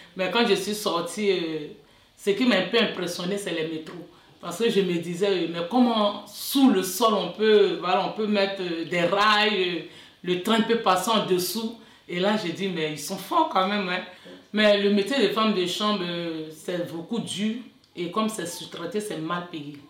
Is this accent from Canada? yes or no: no; Côte d’Ivoire; moved away as an adult; now in France; je viens de la Côte d'Ivoire, euh, je suis française aussi